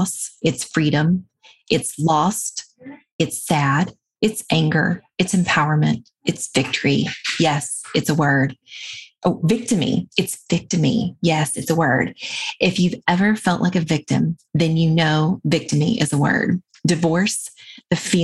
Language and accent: English; the American South, United States; moved away; my upbringing as a Southern girl